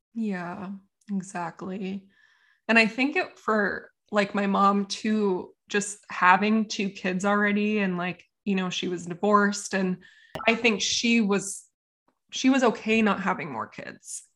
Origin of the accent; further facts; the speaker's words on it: Encinitas, California, United States; I grew up in Encinitas, California